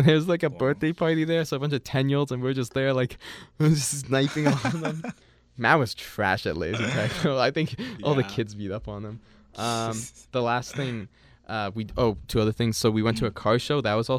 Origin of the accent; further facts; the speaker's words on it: Winnipeg, Manitoba, Canada; oh, maybe because I'm from Winnipeg.